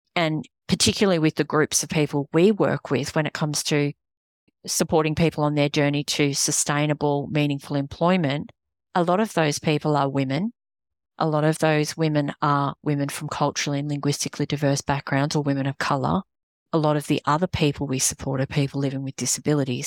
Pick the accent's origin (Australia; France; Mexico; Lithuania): Australia; accent: Australian; moved away as an adult; now in United States; not British, Australian